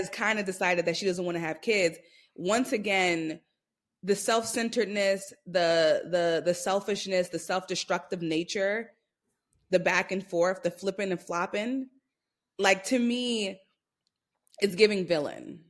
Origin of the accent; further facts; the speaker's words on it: New York City, New York, United States; I'm from Brooklyn, New York